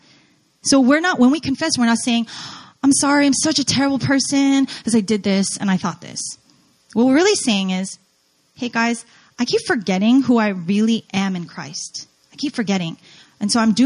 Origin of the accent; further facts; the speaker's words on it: New Jersey, United States; moved away as an adult; also born or lived in New York / North Carolina; I was born in New York, grew up in Jersey